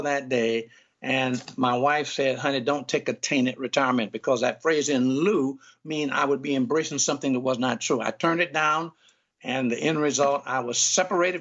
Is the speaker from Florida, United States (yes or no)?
yes; Jacksonville, Florida, United States; also born or lived in Chicago; I was born here in Jacksonville, where I am now, and lived here in the 40s and the 50s, raised in the projects